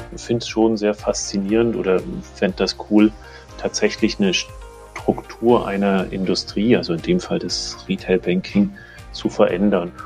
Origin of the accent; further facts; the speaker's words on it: Germany; also born or lived in Munich / Zurich; Ich selber sitze aber in München, bin auch ähm, aus Deutschland